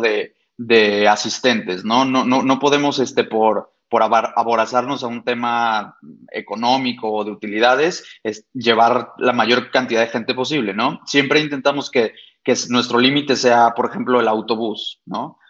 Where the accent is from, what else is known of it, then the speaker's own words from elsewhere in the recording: Guadalajara, Jalisco, Mexico; yo soy arquitecto mm, nacido y estudiado aquí en Guadalajara